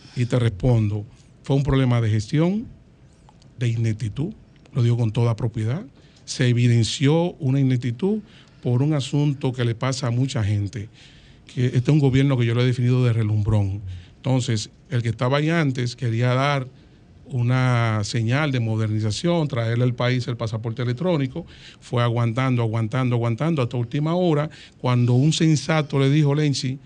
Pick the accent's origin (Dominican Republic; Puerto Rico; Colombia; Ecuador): Dominican Republic; yo soy dominicano, ciudadano dominicano